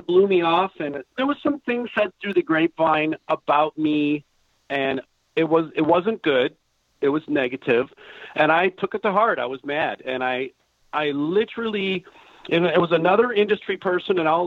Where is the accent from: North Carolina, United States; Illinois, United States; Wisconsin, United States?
Wisconsin, United States; now in Los Angeles, United States; I am a cheesehead. Born and raised in Wisconsin